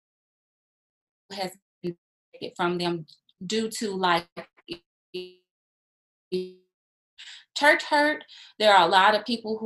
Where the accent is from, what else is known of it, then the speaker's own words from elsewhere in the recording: Monroe, Louisiana, United States; moved away as an adult; also born or lived in Baton Rouge, Louisiana / Terry, Mississippi; now in Texas, United States; I was born in Baton Rouge, but I grew up primarily in Monroe, Louisiana